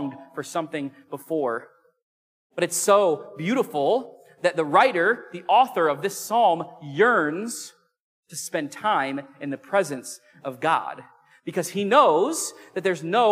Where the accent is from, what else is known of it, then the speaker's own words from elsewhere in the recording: Illinois, United States; I grew up in the Midwest in Illinois